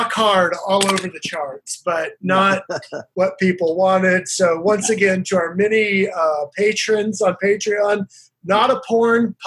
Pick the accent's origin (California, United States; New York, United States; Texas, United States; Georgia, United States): Texas, United States; Austin; I'm from Austin.